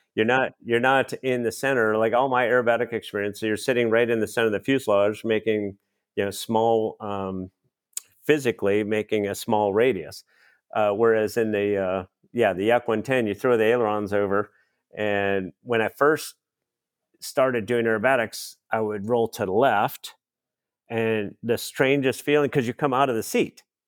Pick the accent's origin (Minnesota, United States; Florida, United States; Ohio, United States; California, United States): Minnesota, United States; I grew up in Minnesota, so Oshkosh was just next door